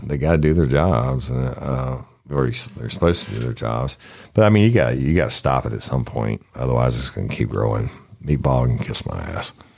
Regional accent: the South, United States; accent: Southern; I'd lay on my heaviest Southern accent.

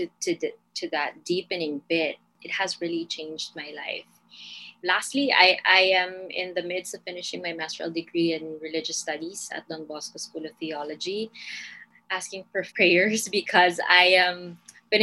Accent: Manila, Metro Manila, Philippines; I am from the Philippines. I am from Manila

